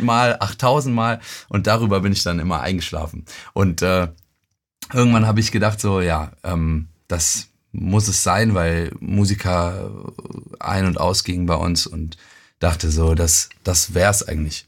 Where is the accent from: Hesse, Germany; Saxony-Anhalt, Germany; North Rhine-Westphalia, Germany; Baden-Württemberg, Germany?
North Rhine-Westphalia, Germany; Euskirchen; also born or lived in Cologne; Also ich bin in Köln geboren und in Euskirchen aufgewachsen.